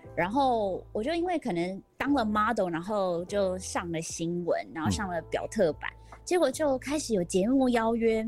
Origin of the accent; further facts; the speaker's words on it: Vancouver, British Columbia, Canada; now in Taiwan; 我在那边长大